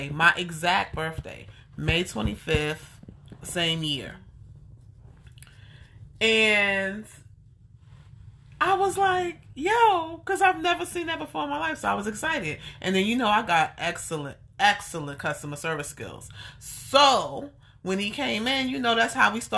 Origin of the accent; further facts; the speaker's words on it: New York, United States; moved away as an adult; now in Austin, United States; I'm originally from New York. I moved here. You know, about a year and a half ago